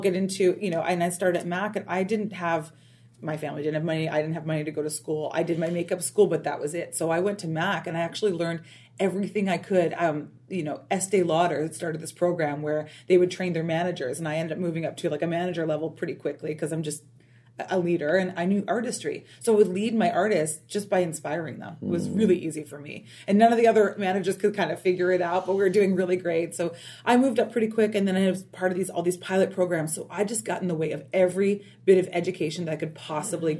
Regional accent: Canada; moved away; also born or lived in Toronto; I moved to Toronto. I'm from Canada originally.

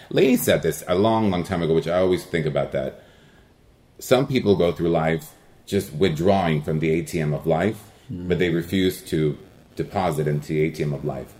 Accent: El Monte, California, United States; first language Spanish; English is a second language; I grew up in El Monte, California

